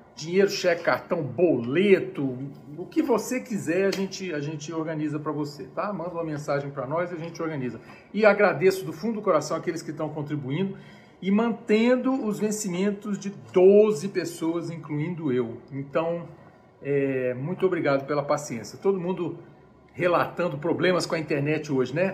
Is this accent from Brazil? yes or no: yes; Brazil; also born or lived in United States; now in Brasília, Brazil; eu sou brasileiro